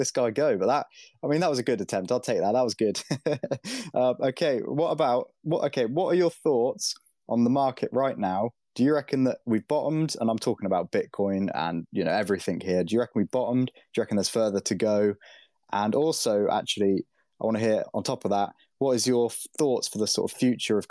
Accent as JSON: {"language": "English", "country": "United Kingdom", "said": "I am British"}